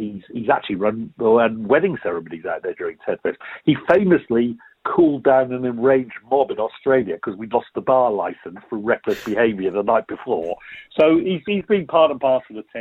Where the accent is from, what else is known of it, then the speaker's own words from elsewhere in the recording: Welsh, Wales, United Kingdom; I'm Welsh